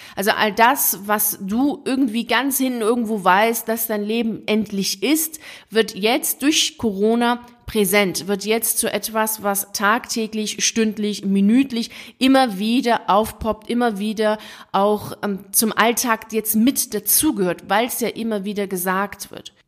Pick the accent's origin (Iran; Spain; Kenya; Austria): Iran; moved away; also born or lived in Italy; komme ich ja aus dem Iran, also ich bin Iran auf die Welt gekommen